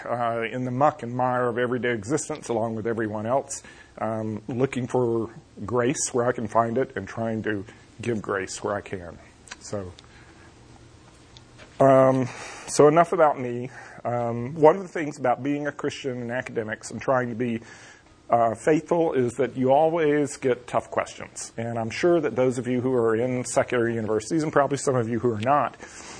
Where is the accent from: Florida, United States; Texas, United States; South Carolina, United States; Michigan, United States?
Florida, United States; North; accent: southern; moved away as an adult; also born or lived in Pasadena, California; I grew up in North Florida, which is South Georgia for all practical purposes, and you can probably hear a southern accent in my voice